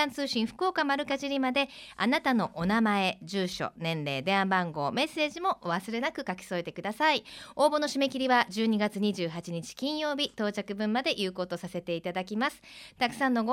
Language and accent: Japanese; Kansai, Japan; moved away as an adult; now in Fukuoka, Japan; 私あの関西出身なんで